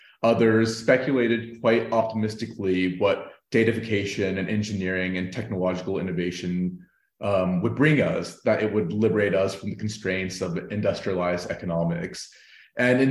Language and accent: English; United States; now in Berlin, Germany; I'm an Indian-American man joining in from Berlin